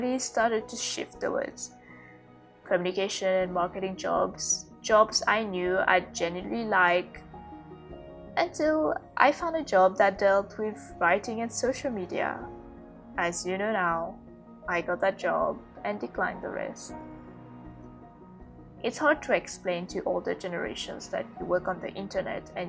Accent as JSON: {"language": "English", "country": "Mauritius", "also_born_or_lived": "Malaysia", "moved": "as an adult", "said": "in Mauritius, in my home country. I had to move back in with my family."}